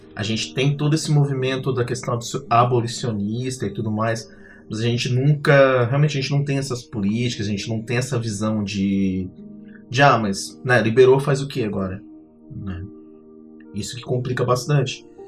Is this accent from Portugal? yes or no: no; Capivari de Baixo, Santa Catarina, Brazil; now in Florianópolis, Brazil; eu sou natural de Capivari, Tubarão Capivari, e atualmente vivo em Florianópolis